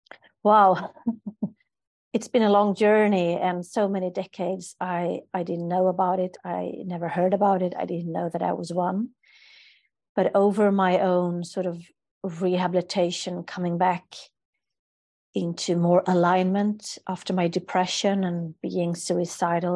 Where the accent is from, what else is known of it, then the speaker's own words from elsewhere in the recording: Sweden; I'm from a culture, I'm from Sweden, so where we don't show strong emotions